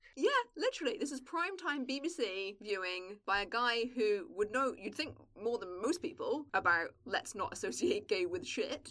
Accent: England, United Kingdom; But it's very far away from the bit of England that I'm from, and I'm like a country bumpkin.

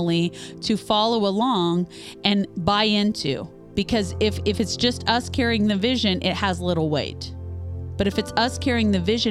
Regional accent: Topeka, Kansas, United States; moved away as an adult; now in Louisville, United States; I'm from, my hometown is just an hour outside of Kansas City in Topeka, Kansas

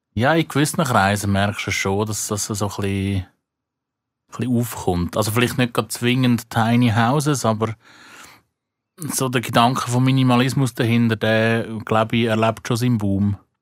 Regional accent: Switzerland; bei uns in der Schweiz

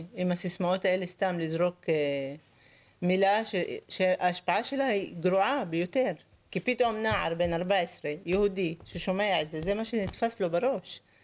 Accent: Lod, Central District, Israel; אני גדלתי בעיר בלוד, באותו בית שאני נמצאת בו, בשכונה מעורבת.

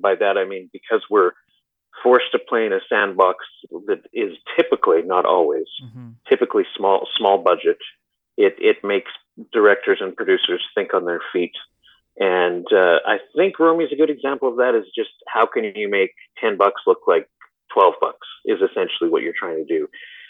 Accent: Alberta, Canada; I'm from Alberta.

